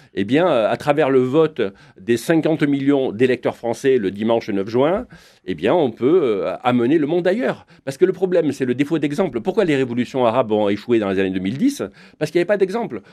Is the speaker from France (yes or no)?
yes; France; chez moi, en France